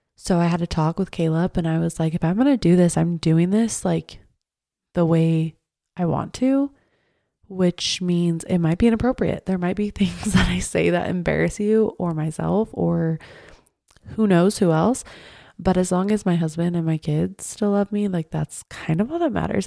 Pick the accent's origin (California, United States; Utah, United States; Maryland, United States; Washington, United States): Utah, United States; Draper; I grew up in Draper